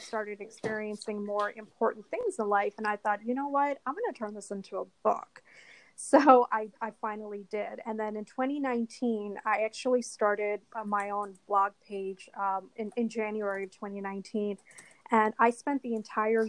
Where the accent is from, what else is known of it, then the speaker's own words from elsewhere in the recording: Washington, District of Columbia, United States; moved away as an adult; also born or lived in New York City; I moved back to the DC area